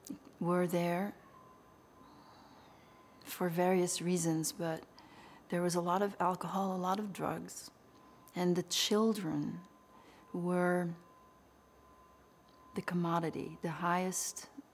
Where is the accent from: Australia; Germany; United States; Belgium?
Belgium; I was raised in Belgium